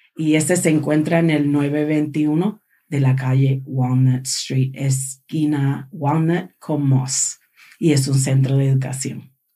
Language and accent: Spanish; Puerto Rico; moved away; yo soy de Puerto Rico